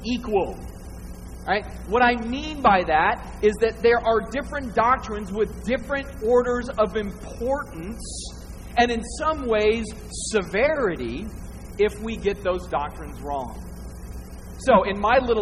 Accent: Northern Arizona, United States; I'm from Northern Arizona

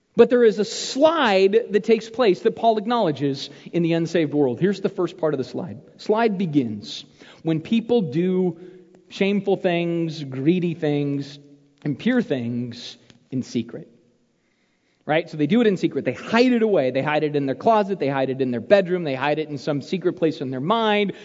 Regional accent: Arizona, United States; When I was a kid growing up in Arizona

